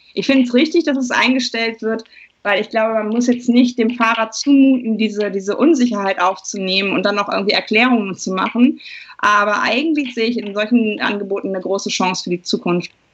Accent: Germany; als Deutsche

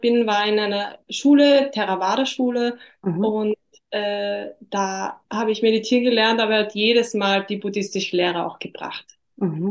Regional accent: Austria; bei uns in Österreich

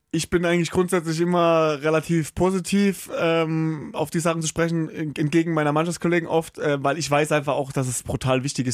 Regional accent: St. Leon-Rot, Baden-Württemberg, Germany; moved away as an adult; also born or lived in Karlsruhe / Flensburg; Also gebürtig bin ich in Karlsruhe geboren, aber ich bin aufgewachsen in St. Leon Roth, das ist in der Nähe von Heidelberg, so 15 Minuten

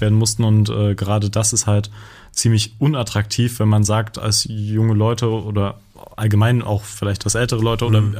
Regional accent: eastern Germany, Germany; bei uns im Osten

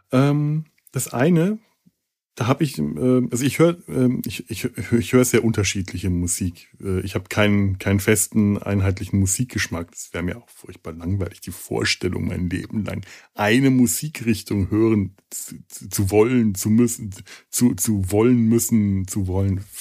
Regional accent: Bavaria, Germany; Als Franke ist ja gerne mal der Bayer das Feindbild, so wie äh, für den Bayern der Preuße das Feindbild ist

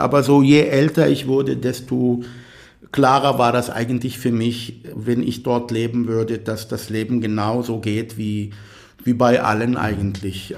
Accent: near Tel Aviv, Tel Aviv District, Israel; first language Arabic; German is a second language; moved away as an adult; also born or lived in Athens, Greece / Kiel, Germany; now in Germany; ich bin in, in der Nähe von Tel Aviv geboren und aufgewachsen.

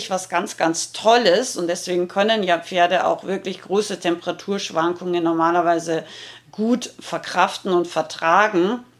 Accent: Rauris, Salzburg, Austria; weil ich richtig harten Dialekt äh, rede. Ich komme aus dem Pinsker, aus Rauris und ähm, also aus dem Gebirge in Salzburg.

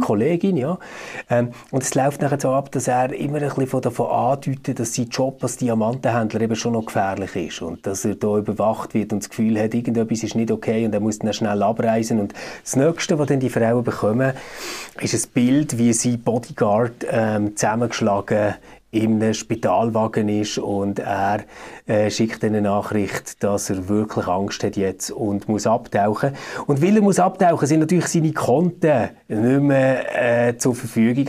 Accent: Switzerland; bei uns in der Schweiz

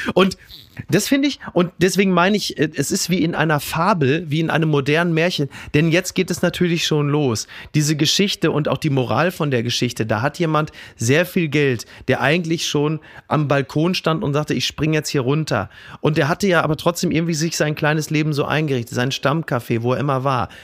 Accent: Castrop-Rauxel, North Rhine-Westphalia, Germany; nicht weit davon aufgewachsen bin in Kastrop-Rauxel

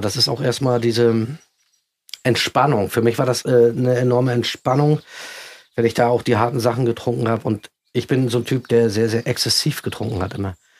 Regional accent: East Germany, Germany; bei uns im Osten

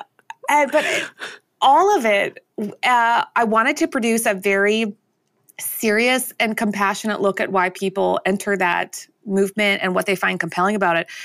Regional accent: Canada; as a Canadian

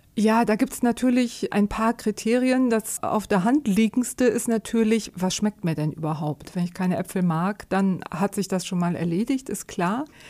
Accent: Germany; bei uns in Deutschland

